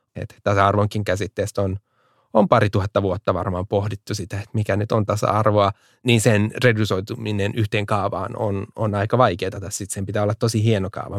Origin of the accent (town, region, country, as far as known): Finland